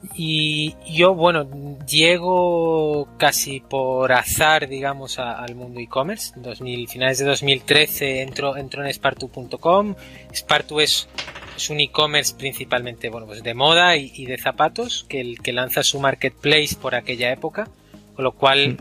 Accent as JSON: {"language": "Spanish", "town": "Málaga", "region": "Andalusia", "country": "Spain", "also_born_or_lived": "Grenoble, France", "moved": "as an adult", "said": "Soy malagueño"}